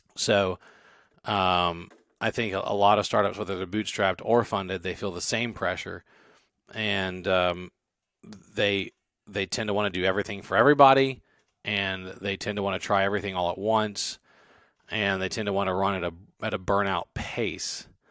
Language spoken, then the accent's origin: English; Baton Rouge, Louisiana, United States; moved away; I'm from Baton Rouge